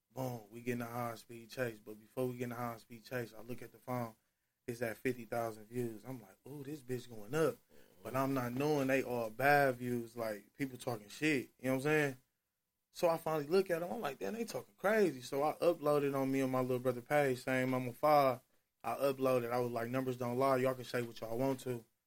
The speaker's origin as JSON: {"language": "English", "town": "Milwaukee", "region": "Wisconsin", "country": "United States", "said": "We are from Milwaukee"}